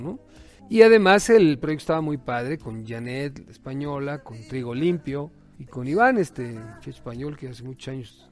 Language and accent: Spanish; Tulancingo, Hidalgo, Mexico; me crié en Tulancingo